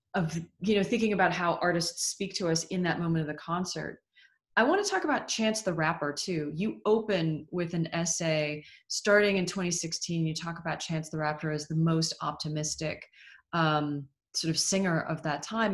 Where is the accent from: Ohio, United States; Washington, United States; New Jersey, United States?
Washington, United States; Seattle; I grew up in Seattle.